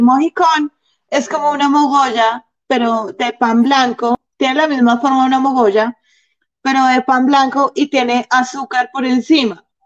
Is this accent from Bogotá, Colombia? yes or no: yes; Bogotá, Colombia; yo soy Rola, rola de papá rolos, abuelos rolos, bisabuelos rolos